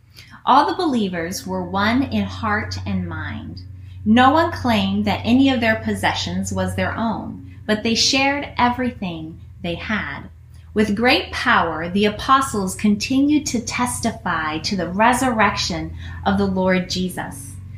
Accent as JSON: {"language": "English", "country": "Guinea", "tie": "born or raised there", "said": "I grew up in Guinea, West Africa. Many of you guys know that."}